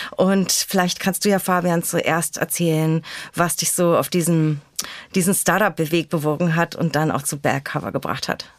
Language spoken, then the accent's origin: German; Berlin, Germany; in und aus meiner Heimat und unserer schönen Hauptstadt Berlin